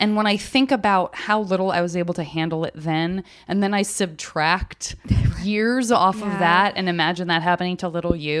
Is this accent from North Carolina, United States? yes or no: no; Arizona, United States; I'm from Arizona.